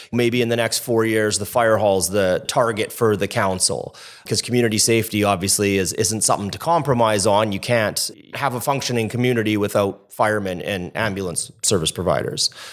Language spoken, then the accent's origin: English; Kitimat, British Columbia, Canada; also born or lived in Edmonton; I moved to Kitimat when I was four from Edmonton